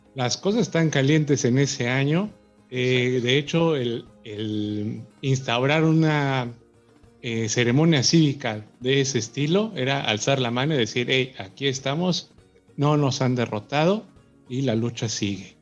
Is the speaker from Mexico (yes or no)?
yes; Mexico; como mexicano